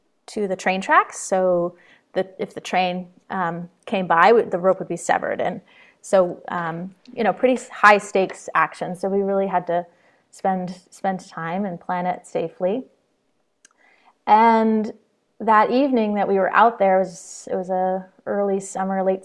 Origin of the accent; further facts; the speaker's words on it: Troy, New York, United States; now in Jericho, Vermont, United States; I grew up in Troy, New York, just across the Hudson River